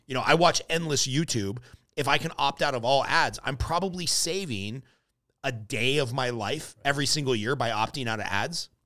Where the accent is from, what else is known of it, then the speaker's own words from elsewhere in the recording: Southern California, United States; born and raised in Southern California